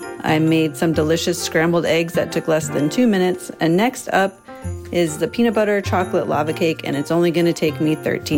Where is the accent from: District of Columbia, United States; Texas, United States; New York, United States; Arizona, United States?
Arizona, United States; Tucson; I'm from Tucson, Arizona.